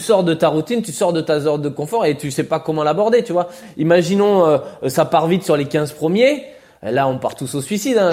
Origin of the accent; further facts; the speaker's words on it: France; en tant que Français